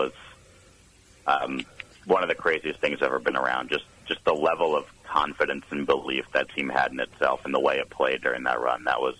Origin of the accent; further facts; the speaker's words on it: Connecticut, United States; I'm from Connecticut, and I went to Maryland, so I hadn't seen real college football.